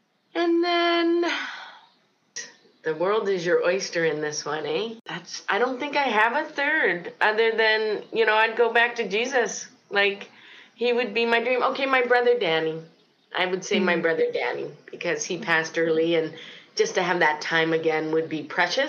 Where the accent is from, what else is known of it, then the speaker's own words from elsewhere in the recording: Port Charlotte, Florida, United States; also born or lived in Cleveland, Ohio; now in Winnipeg, California, United States; Well, actually, I started my life journey in Ohio. I was born in Cleveland, Ohio. From there, I moved to Port Charlotte, Florida. And then somehow God brought me up to Winnipeg, Manitoba.